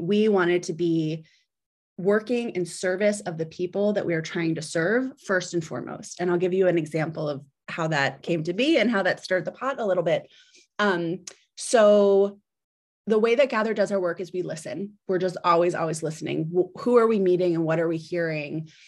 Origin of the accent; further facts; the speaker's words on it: New Jersey, United States; moved away as an adult; also born or lived in Philadelphia / New York; now in Washington, D.C., United States; I was born in Philadelphia. Um, I grew up in South Jersey, right outside